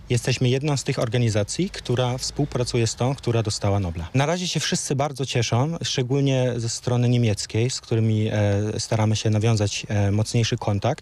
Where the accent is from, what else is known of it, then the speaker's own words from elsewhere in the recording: Germany; first language Polish; moved away as an adult; now in Wrocław, Poland; Ja się urodziłem w Niemczech i przyjechałem, e, do Polski na studia. Jestem z pochodzenia Polakiem